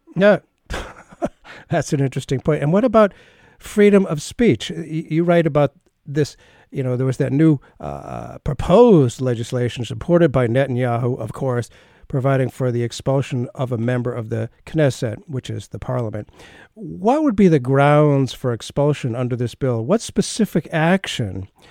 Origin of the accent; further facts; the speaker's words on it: United States; I'm an American, we're both Jewish